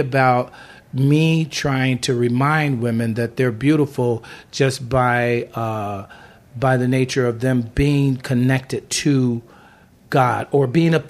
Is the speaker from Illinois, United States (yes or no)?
yes; Chicago, Illinois, United States; moved away as an adult; now in Los Angeles, United States; I came here from Chicago. Mm-hmm. I'm from Chicago